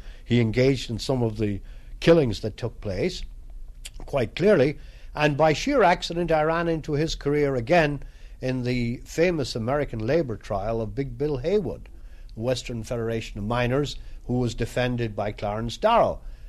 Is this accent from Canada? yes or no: no; Ireland; And I think, as an Irishman, I'm always happy to think that the Molly Maguires stood up